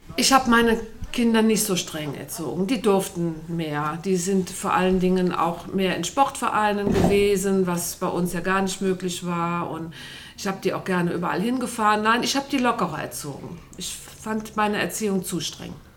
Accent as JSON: {"language": "German", "town": "Mirbach", "country": "Germany", "tie": "born or raised there", "said": "in Mirbach, du kennst ja den Ort, wo ich groß geworden bin, der war ja ganz klein, Sebastian, 100 Einwohner nur"}